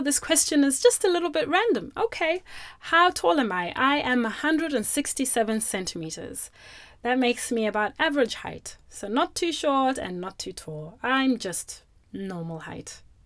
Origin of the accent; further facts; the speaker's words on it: Zimbabwe; now in Australia; when I was growing up in Zimbabwe, we used to have dogs as pets.